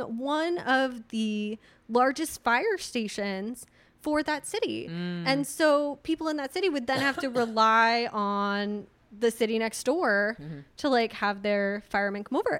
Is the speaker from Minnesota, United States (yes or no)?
no; Redwood City, California, United States; moved away; my hometown uh, redwood city